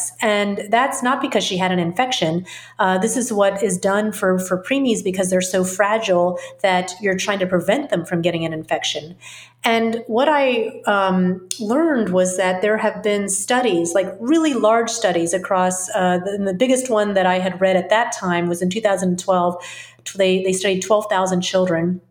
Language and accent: English; the South, United States; I grew up in the South, where there's also a lot of fermented foods because of the heat